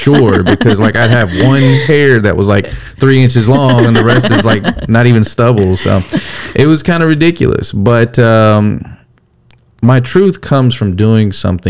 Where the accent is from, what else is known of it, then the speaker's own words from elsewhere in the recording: California, United States; So south, I came from California, right?